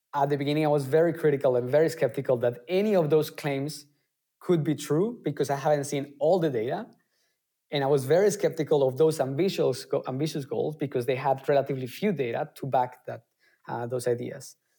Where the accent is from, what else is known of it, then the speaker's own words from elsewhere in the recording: Colombia; moved away as an adult; now in Germany; I come originally from Colombia and I came to Germany almost uh, 10 years ago